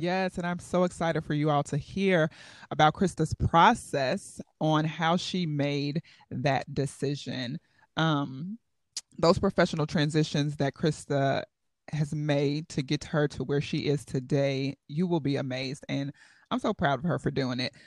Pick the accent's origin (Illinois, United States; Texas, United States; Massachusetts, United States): Illinois, United States; Chicago; now in Bethlehem, United States; I was born in Chicago, Illinois, the magnificent Windy City, and I will always call Chi-Tong home